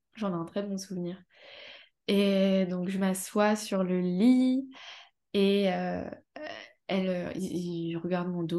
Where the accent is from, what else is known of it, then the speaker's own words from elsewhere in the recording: Amiens, Hauts-de-France, France; Je suis d'Amiens, en Picardie